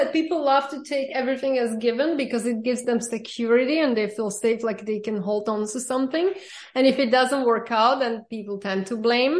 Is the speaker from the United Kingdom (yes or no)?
no; Slovakia; born or raised there; also born or lived in Germany / New York; now in Miami Beach, United States